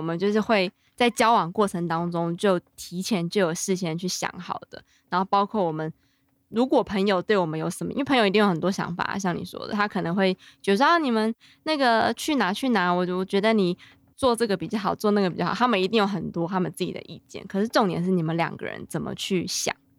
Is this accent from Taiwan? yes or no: yes; Taipei, Taiwan; 我一直都住在天龙国